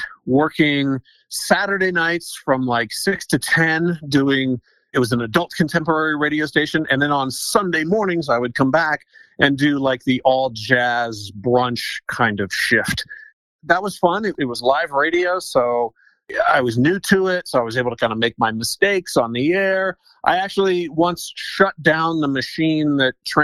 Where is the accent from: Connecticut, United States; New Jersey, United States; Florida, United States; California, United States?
California, United States; Riverside; now in Denver, United States; I grew up in Riverside, California, which, if people know Southern California, is about